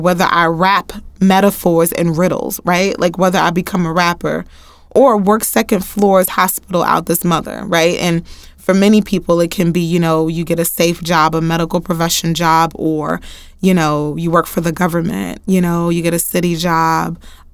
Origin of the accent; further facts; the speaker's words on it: Houston, Texas, United States; I'm from Houston, Texas